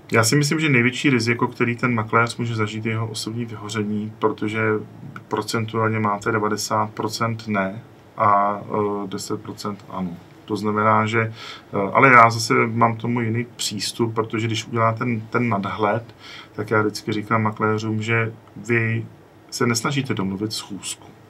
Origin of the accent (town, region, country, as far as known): Czechia